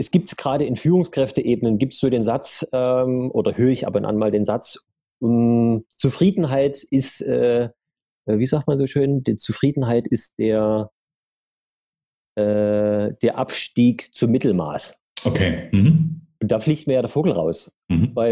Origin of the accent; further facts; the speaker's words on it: Dresden, Saxony, Germany; Also ich komme äh, gebürtig äh, aus Sachsen, um genau zu sein, aus dem schönen Dresden.